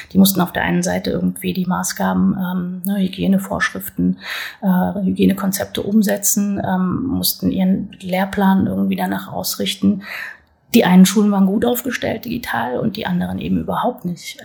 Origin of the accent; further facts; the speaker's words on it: North Hesse, Germany; moved away as an adult; now in Berlin, Germany; Ich bin in Südhessen geboren, aber in Nordhessen aufgewachsen